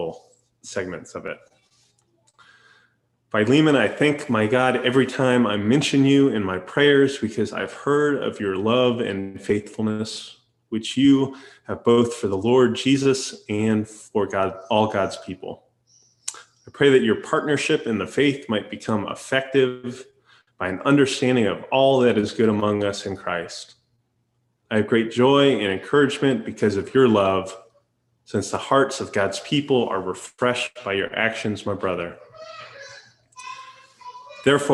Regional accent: Daytona Beach, Florida, United States; moved away as an adult; Daytona is actually my hometown, where I was born and raised and where I lived until I went to college.

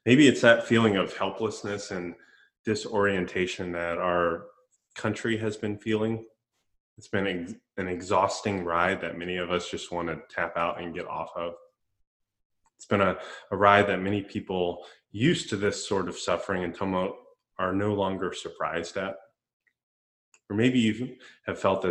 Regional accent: Central Florida, United States; When I was a kid growing up in Central Florida

